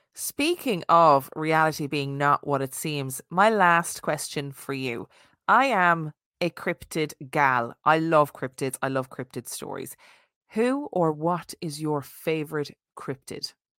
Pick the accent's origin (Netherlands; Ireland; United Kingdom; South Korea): Ireland; being Irish Catholic